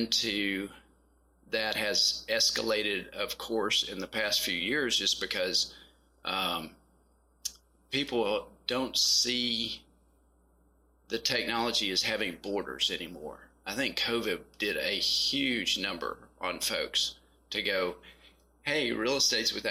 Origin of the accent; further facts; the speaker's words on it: Western Kentucky, United States; moved away as an adult; also born or lived in Texas; now in Nashville, United States; I grew up in Western Kentucky